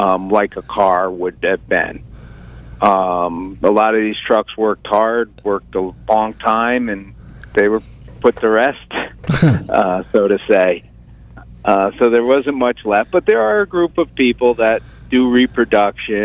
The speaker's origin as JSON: {"language": "English", "town": "Stamford", "region": "Connecticut", "country": "United States", "tie": "born or raised there", "moved": "as an adult", "lives_now": "Florida, United States", "said": "I'm born and raised in Stamford, Connecticut."}